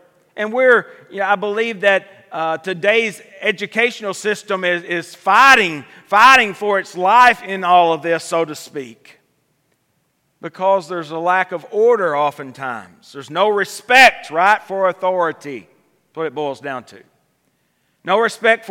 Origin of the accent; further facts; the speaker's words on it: United States; we as American people